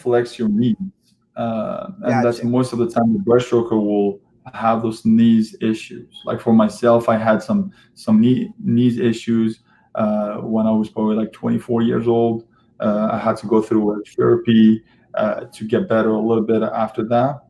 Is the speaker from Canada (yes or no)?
no; Algeria; moved away; my home country, home country in Algeria